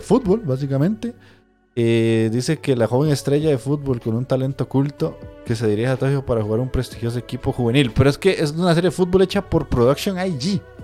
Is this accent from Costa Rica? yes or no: yes; Cartago, Costa Rica; also born or lived in San José, Costa Rica; Yo soy de Cartago, pero soy cédula 1